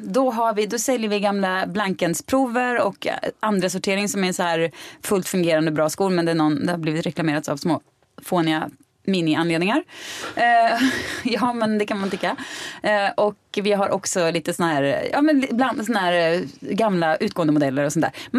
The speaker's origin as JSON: {"language": "Swedish", "town": "Mariestad", "region": "Västra Götaland", "country": "Sweden", "moved": "yes"}